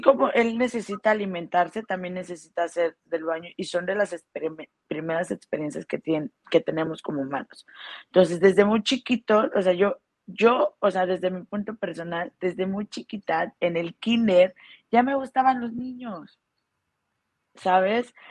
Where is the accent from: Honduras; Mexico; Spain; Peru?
Mexico; also born or lived in Guadalajara; now in Playa del Carmen, Mexico; soy mexicana